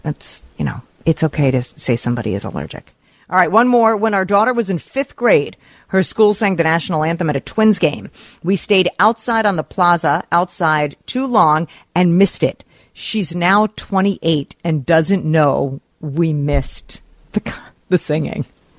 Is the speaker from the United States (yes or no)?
yes; New York, United States; As an East Coast girl, I grew up in Rockland County. I've been to Action Park as an adult.